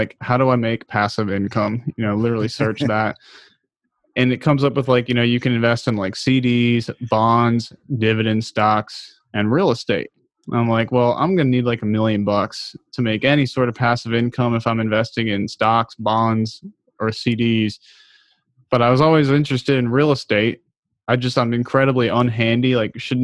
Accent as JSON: {"language": "English", "country": "United States", "tie": "born or raised there", "also_born_or_lived": "Baltimore, Maryland", "said": "I grew up outside of Washington, D.C."}